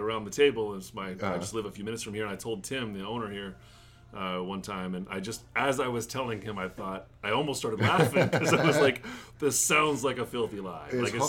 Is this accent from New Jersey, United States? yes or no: no; Boise, Idaho, United States; moved away as an adult; also born or lived in Japan / Colorado; So I was born and raised in Boise, Idaho, and then after college, I taught English in Japan for a year and then after returning from that, I moved to Colorado, lived there for about 10 years, and just moved out here.